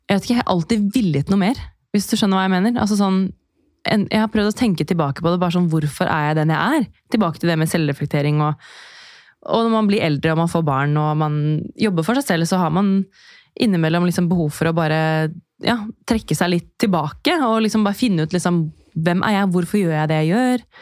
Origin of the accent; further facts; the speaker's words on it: Drammen, Buskerud, Norway; ingen vet hvem jeg er, eh, jente fra Drammen